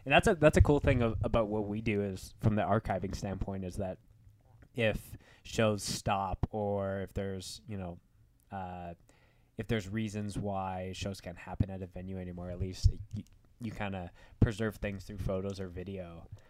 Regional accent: Winnipeg, Manitoba, Canada; moved away; I'm from Winnipeg

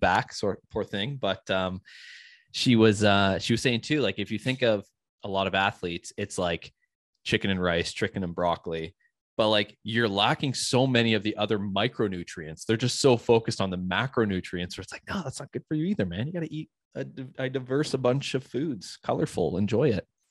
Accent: United States; I'm American

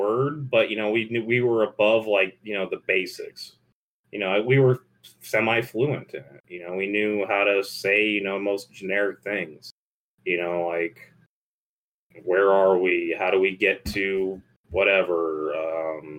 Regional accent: United States; also born or lived in Israel; we're American

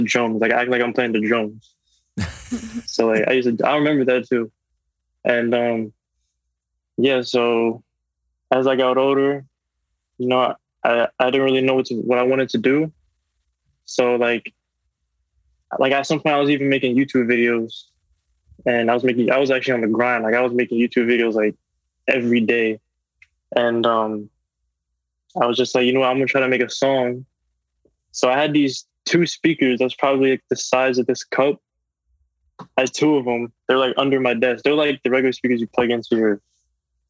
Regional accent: Reading, Pennsylvania, United States; also born or lived in South Carolina / West Palm Beach, Florida; now in Wellington, United States; I was born and raised in Redding, PA

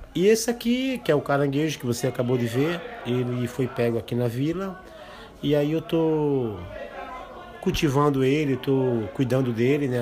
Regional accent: Brazil; Eu sou indígena

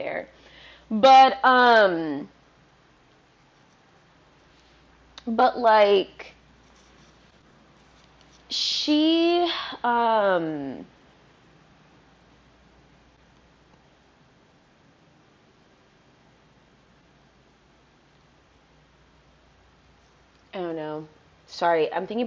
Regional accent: Fredericksburg, Virginia, United States; now in Brooklyn, United States; I grew up in Fredericksburg, Virginia

